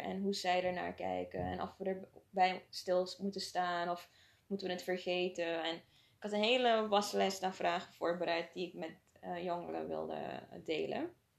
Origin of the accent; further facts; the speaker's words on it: Suriname; moved away as an adult; now in Netherlands; ik ben in Suriname opgegroeid